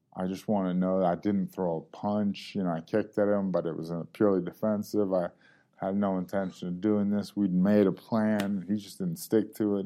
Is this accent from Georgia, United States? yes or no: yes; Georgia, United States; also born or lived in Ohio; Ohio-ish by way of Georgia, mostly Georgia